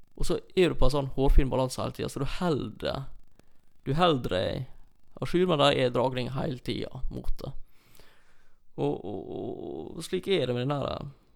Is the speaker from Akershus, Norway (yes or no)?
no; near Olsvika, Troms, Norway; når jeg vokste opp så på Y-a